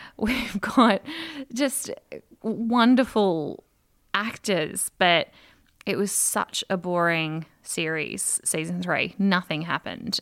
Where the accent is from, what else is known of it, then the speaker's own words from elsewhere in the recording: Australia; as an Australian